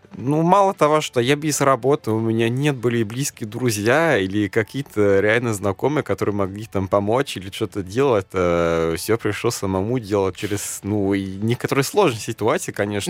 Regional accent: Germany; first language German; Russian is a second language; moved away as an adult; now in Moscow, Russia; я из Германии

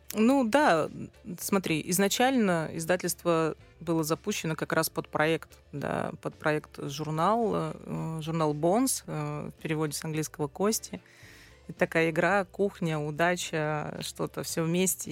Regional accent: Yuzhno-Sakhalinsk, Sakhalin Oblast, Russia; moved away; also born or lived in Saint Petersburg; И все свое такое детство до окончания школы я провела на Сахалине, в городе Южно-Сахалинск.

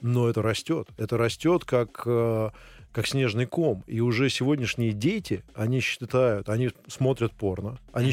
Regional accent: Russia; moved away as an adult; also born or lived in Switzerland / Indonesia; когда я приехал первый раз э, работать в Швейцарию, а я был из России

